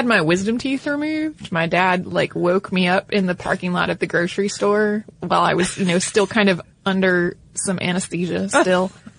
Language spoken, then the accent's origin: English; the Bible Belt, United States; Like, you know, I grew up in the Bible Belt. And the church ice cream social was an annual thing that everybody looked forward to for a really long time.